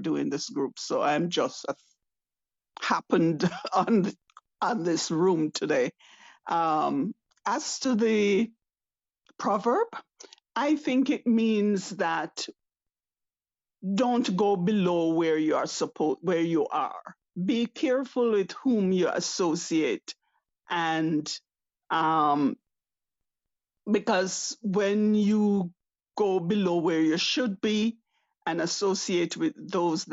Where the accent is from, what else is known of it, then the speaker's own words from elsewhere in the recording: Jamaica; now in Canada; I am Jamaican by birth, living in Canada.